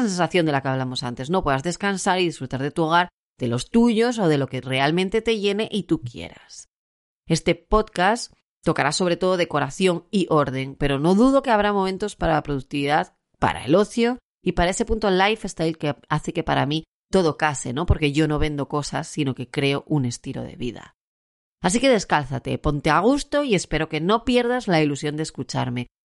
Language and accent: Spanish; Asturias, Spain; also born or lived in Puerto de Vega / Gijón; Yo soy una asturiana, residente en Gijón.